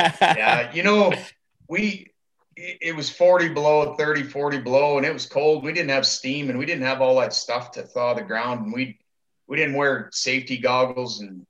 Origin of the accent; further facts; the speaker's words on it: Medicine Hat, Alberta, Canada; my buddy Kevin Rockhorn and I, you know, like, you know, we grew up down there in Medicine Hat, and that's what that whole city was predicated on, was oil and gas business.